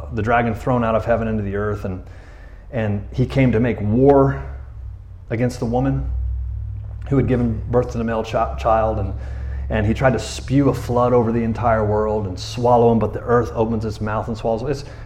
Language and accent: English; Florida, United States; now in Tyler, United States; I'm from Florida, and where there's gators everywhere.